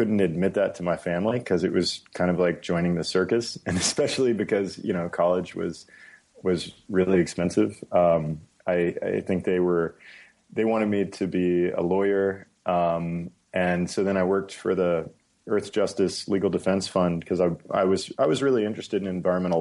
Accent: San Antonio, Texas, United States; moved away as an adult; also born or lived in Hawaii / Stanford, California; it was in Texas, San Antonio. And that's where that's where I went to middle school and high school

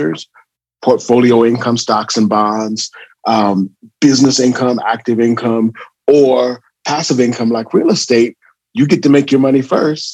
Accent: California, United States; moved away as an adult; also born or lived in Atlanta, Georgia; I'm from California. So born and raised, went out to Morehouse, class of 93.

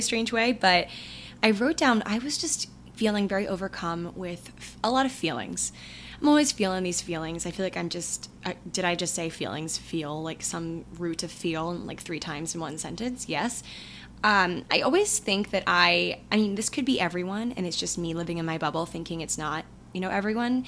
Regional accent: hometown of Merriweather Post Pavilion, Maryland, United States; moved away; Meriwether Post Pavilion, which is a very popular concert venue in my hometown

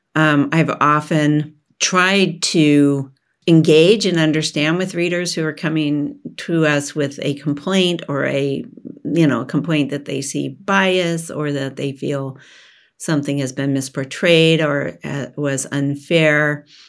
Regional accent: Oregon, United States; I was born in Oregon and raised in Oregon and educated in Oregon

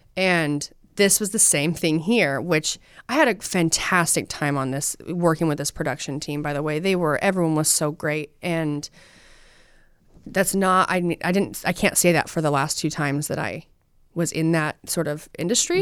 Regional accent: Utah, United States; I'm from Utah.

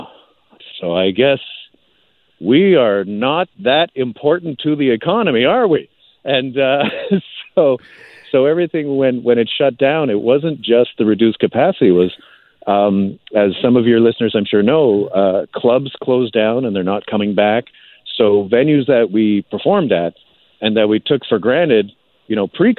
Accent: Canada; as a Canadian performer

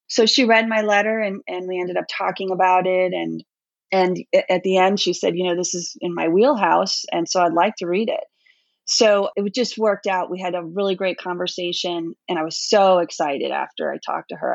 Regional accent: New York, United States; moved away; I grew up in New York, but I left there uh, quite a while ago

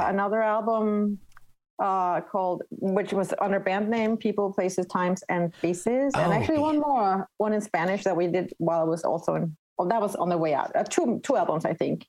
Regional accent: Denmark; first language Danish; English is a second language; my native tongue danish

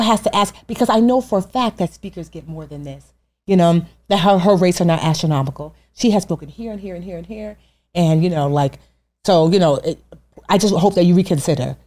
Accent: Westfield, New Jersey, United States; also born or lived in Newark; I grew up in Westfield.

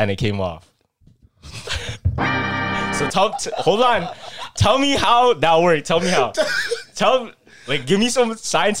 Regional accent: Philippines; And you know, Filipinos, we relate a lot to not only just other Filipinos, to even like Latinos too.

